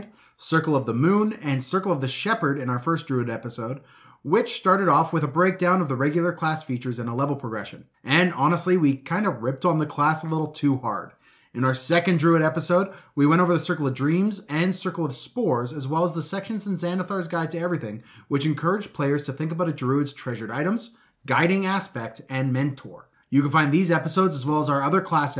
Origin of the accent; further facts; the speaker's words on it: Edmonton, Alberta, Canada; now in Vancouver, Canada; I'm from Edmonton